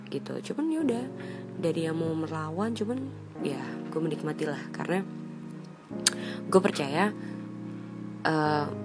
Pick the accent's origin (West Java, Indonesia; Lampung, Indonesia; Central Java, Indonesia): West Java, Indonesia; Bekasi; gue yang orang Bekasi rumahnya jauh dari pusat kota gue nggak tahu apa-apa tentang peradaban di Jakarta sana